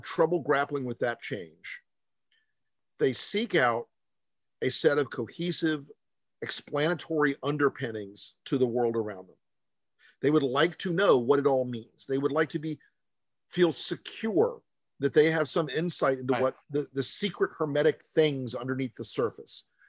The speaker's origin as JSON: {"language": "English", "region": "the South", "country": "United States", "said": "I'm a Southerner"}